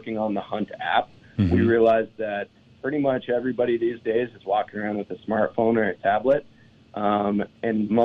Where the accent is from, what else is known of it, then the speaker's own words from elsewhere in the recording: eastern Montana, United States; Born and raised in Montana, on the other side of the state in eastern Montana, and I grew up hunting.